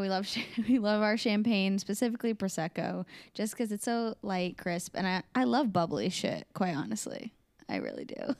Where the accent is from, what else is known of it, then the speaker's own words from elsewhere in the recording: Des Moines, Iowa, United States; I was born in Des Moines, and I grew up in Des Moines, and I currently live